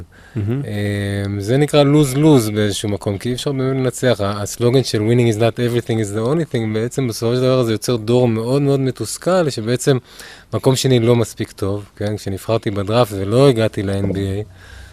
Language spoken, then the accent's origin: Hebrew; Ramat Efal, Tel Aviv District, Israel; גדלתי ברמת אפעל